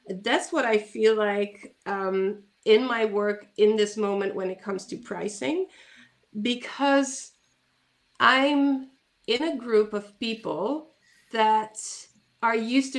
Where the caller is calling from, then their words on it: Netherlands; I'm calling in from the Netherlands